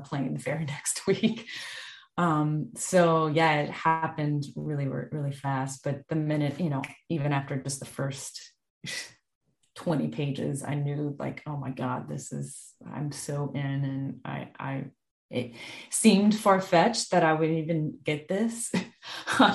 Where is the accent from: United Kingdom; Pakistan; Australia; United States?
United States; the South, Southern United States; being a Southerner, I hadn't experienced that much winter before.